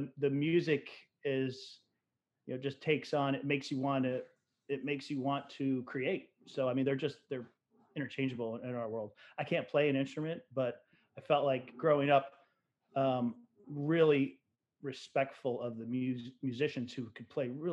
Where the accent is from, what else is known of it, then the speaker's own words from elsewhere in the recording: Rochester, New York, United States; I was born in Rochester. I'm a upstate New York kid